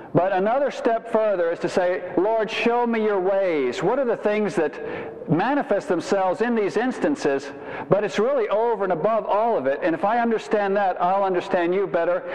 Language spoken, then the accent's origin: English; Savannah, Georgia, United States; I'm from Savannah